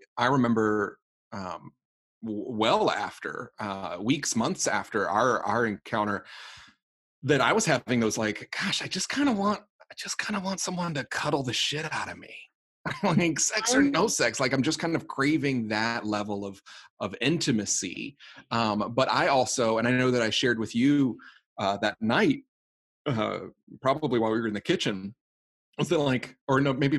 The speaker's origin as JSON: {"language": "English", "region": "the South", "country": "United States", "moved": "yes", "said": "I'm originally from the South."}